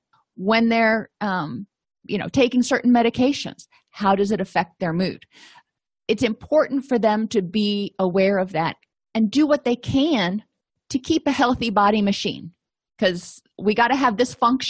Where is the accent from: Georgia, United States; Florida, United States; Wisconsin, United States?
Florida, United States; moved away; I came from Florida where it was, you know, sunny all the time. And when I moved out of Florida, I realized that it's not that sunny a lot.